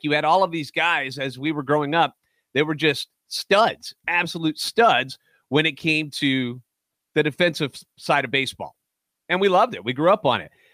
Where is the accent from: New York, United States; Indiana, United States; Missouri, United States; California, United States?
Missouri, United States; St. Louis; Born and raised in the Lou and Lifetime Cardinals fan.